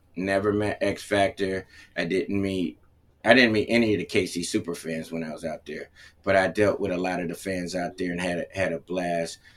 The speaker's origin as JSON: {"language": "English", "town": "Cleveland", "region": "Ohio", "country": "United States", "tie": "born or raised there", "also_born_or_lived": "Connecticut", "said": "I was born in Connecticut, and then they moved to Ohio in Cleveland"}